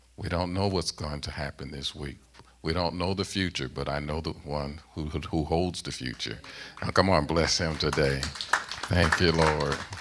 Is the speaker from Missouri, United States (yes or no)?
yes; St. Louis, Missouri, United States; moved away as an adult; also born or lived in South Central Pennsylvania; now in Pennsylvania, United States; I'm born and raised in Saint Louis, Missouri